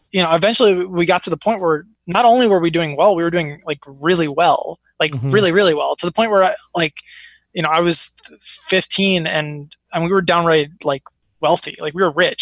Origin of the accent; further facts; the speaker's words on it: Chicago, Illinois, United States; also born or lived in Iraq; now in New York, United States; I was born in Iraq. I moved here with my family during the Gulf War, and it's always been weird for me because I grew up in like the north side of Chicago